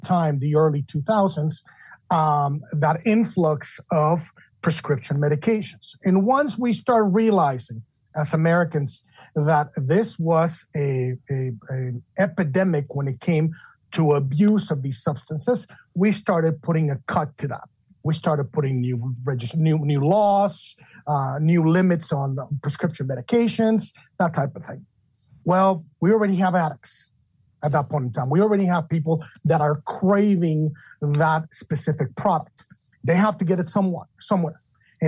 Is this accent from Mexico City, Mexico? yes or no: yes; Mexico City, Mexico; moved away as an adult; also born or lived in Chicago, Illinois / Washington, D.C.; now in United States; I was born and raised in Mexico City